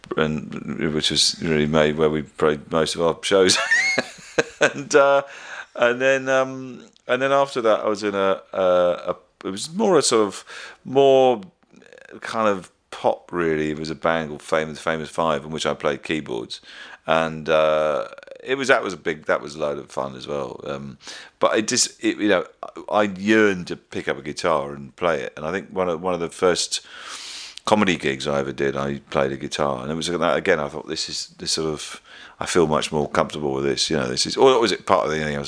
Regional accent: West Country, South West England, United Kingdom; when I was growing up in the West Country

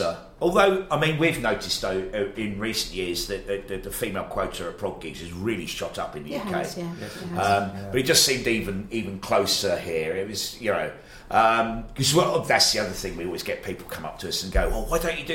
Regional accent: Australia; now in United Kingdom; I'm from Australia

